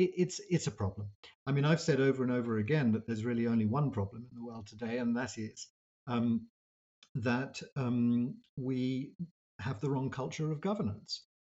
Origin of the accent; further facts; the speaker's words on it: United States; growing up in the United States, it's very easy to get a slightly unworldly view of the world.